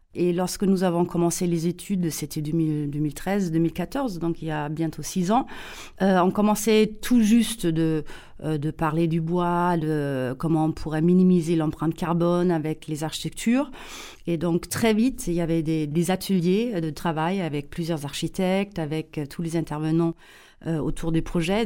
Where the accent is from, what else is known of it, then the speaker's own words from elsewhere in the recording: Saarbrücken, Saarland, Germany; accent: German; French is a second language; moved away; also born or lived in Paris, France; je suis allemande, mais allemande euh, née près de la frontière franco-allemande, à Saarbrücken. Euh, la frontière avec la France était à 800 mètres euh, de notre maison familiale